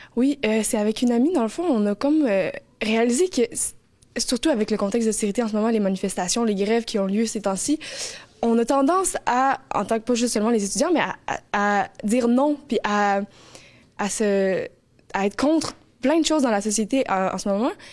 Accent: Montreal, Quebec, Canada; moved away as an adult; now in Gaspé, Canada; je suis originaire de Montréal. En fait, j'ai grandi euh, toute euh, ma jeunesse là-bas

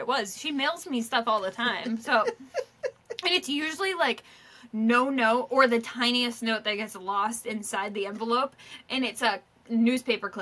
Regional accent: Surry, Maine, United States; moved away; also born or lived in Boston; I'm from Surrey, Maine.

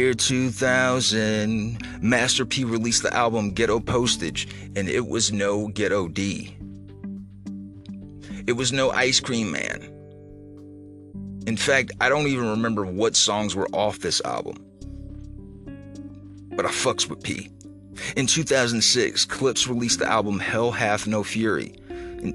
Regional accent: Midwest, United States; I'm from the Midwest

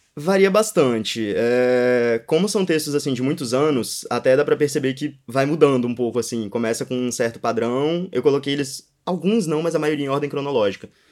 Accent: Espírito Santo, Brazil; moved away as an adult; also born or lived in Brasília; now in São Paulo, Brazil; aqui é minha terra

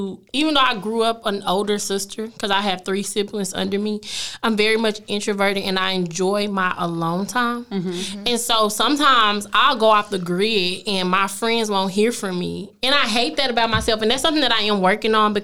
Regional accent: east side of Oklahoma, United States; moved away; also born or lived in Highland Hills, Dallas, Texas / Duncanville, Texas; Even where I'm from in Oklahoma, I'm literally from the east side of Oklahoma

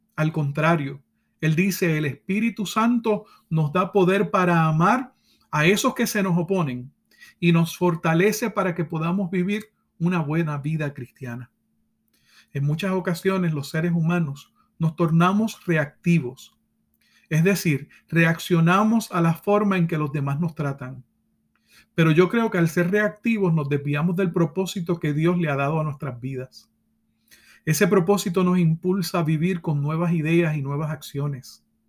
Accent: Puerto Rico; como decimos en mi país, Puerto Rico

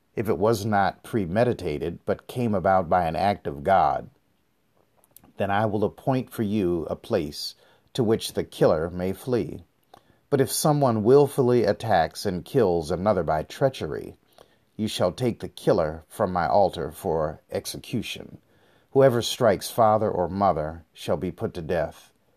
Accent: United States; also born or lived in Detroit; I come from the African American community in America

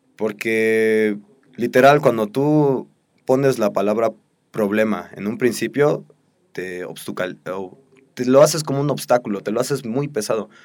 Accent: Mexico; nuestra sociedad como mexicanos

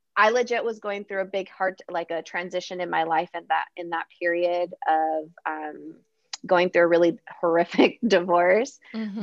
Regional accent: San Diego, California, United States; I'm originally from San Diego

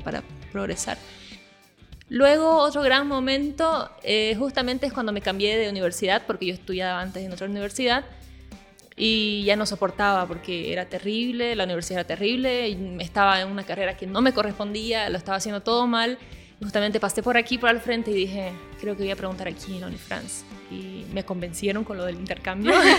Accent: Bolivia; also born or lived in Brazil; yo en realidad nací en Brasil y mi papá es boliviano. Cuando nos vinimos a Bolivia, a vivir a Bolivia, yo era muy niña

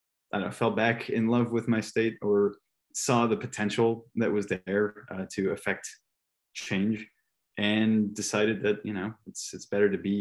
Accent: El Paso, Texas, United States; moved away as an adult; also born or lived in Washington, District of Columbia, United States; now in Austin, United States; I was born and raised in El Paso, Texas.

